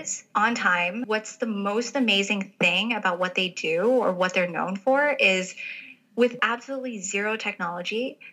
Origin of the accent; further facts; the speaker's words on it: Taipei, Taiwan; moved away; I actually grew up in Taipei, Taiwan